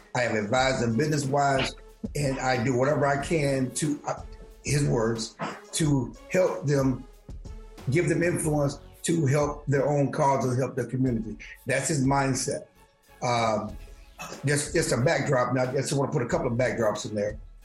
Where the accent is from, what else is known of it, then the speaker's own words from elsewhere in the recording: Texas, United States; I grew up in the South. I grew up in Texas